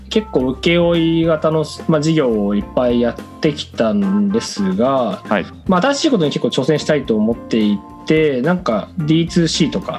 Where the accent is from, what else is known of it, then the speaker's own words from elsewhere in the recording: Sapporo, Hokkaido, Japan; moved away as an adult; also born or lived in Tokyo; そうですね僕ははい札幌,、ま、札幌で生まれて高校までは札幌で大学はあの東京でっていう